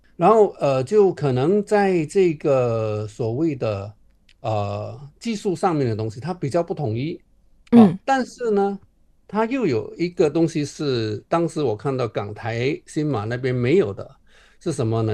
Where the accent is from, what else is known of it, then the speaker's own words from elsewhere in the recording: Johor, Malaysia; moved away as an adult; now in Beijing, China; 我们从小在马来西亚长大